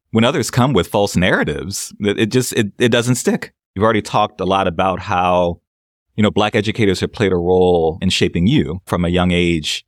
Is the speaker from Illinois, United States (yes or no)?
no; New Orleans, Louisiana, United States; I'm from New Orleans